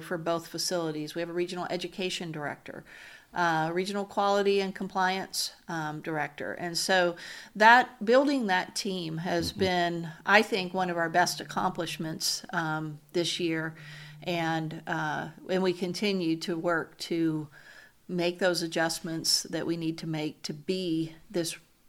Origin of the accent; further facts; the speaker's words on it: Louisiana, United States; So I grew up in South Louisiana.